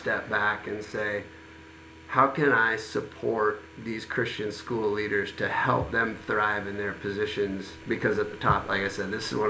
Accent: Midwest, United States; now in San Juan Capistrano, United States; I grew up in the Midwest

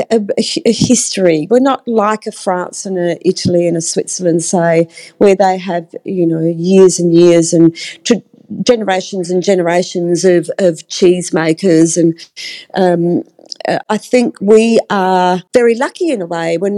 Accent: Australia; just thinking up a cheese that I'm Australian, that I invented.

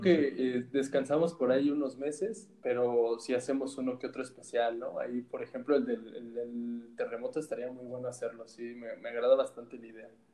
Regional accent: Mexico; a nosotros como mexicanos

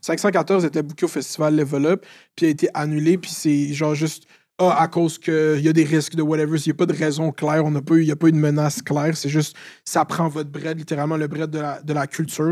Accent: Laval, Quebec, Canada; je viens de Laval

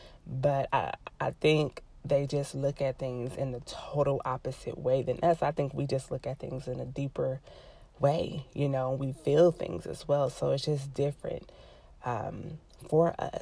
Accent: Los Angeles, California, United States; I'm from

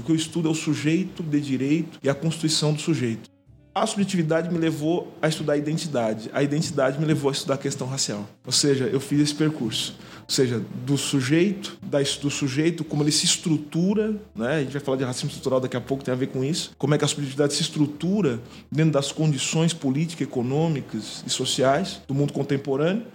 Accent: São Paulo, Brazil; Sou de São Paulo, sou da cidade de São Paulo

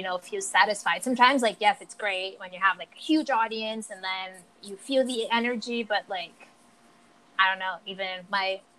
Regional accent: São Paulo, Brazil; English is a second language; moved away as an adult; now in New York City, United States; I'm from Brazil, São Paulo, Brazil. I've been in America for almost 7 years

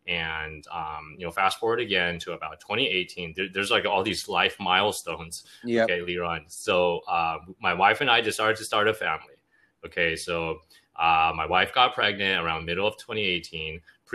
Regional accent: Los Angeles, California, United States; I was born and raised in the States. I'm from LA originally. I went to school at USC.

